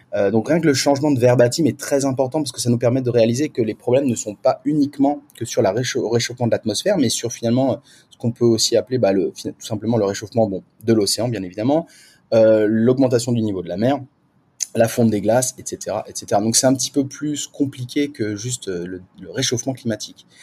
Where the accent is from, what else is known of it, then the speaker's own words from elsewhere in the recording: France; now in Singapore; en tant que Français et Française